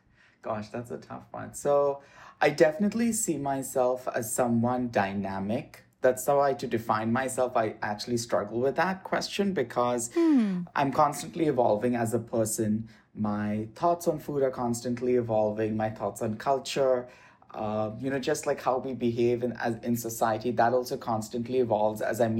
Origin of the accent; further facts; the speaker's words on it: India; And also my experiences, you know, growing up in India, I come from a mixed cultural faith family.